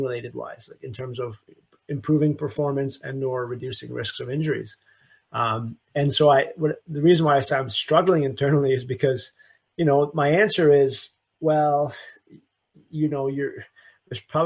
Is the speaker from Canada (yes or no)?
yes; Canada; now in Memphis, United States; I'm from Canada